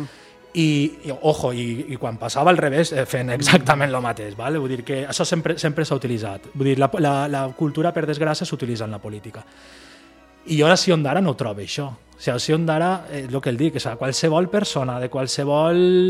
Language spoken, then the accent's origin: Catalan; Ondara, Valencian Community, Spain; now in Beniarbeig, Spain; jo visc en Benyarbeig, visc en Benyarbeig, però jo he fet la meva vida en Ondara